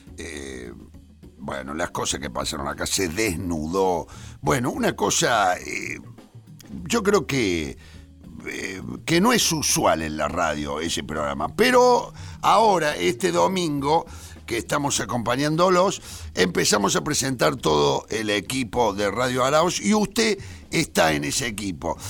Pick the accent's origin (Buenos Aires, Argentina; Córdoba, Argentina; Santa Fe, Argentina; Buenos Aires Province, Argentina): Córdoba, Argentina; moved away; Córdoba, el lugar eh, donde yo nací, el barrio donde yo nací